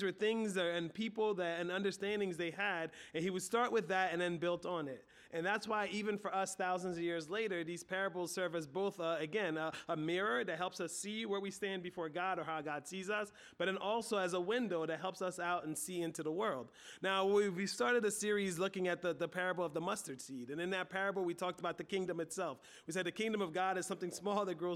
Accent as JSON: {"language": "English", "country": "United States", "said": "we're American"}